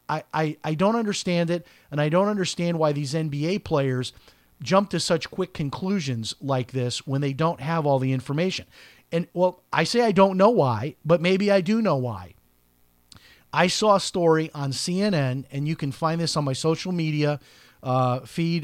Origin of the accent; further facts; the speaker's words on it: Chicago, Illinois, United States; I'm from Chicago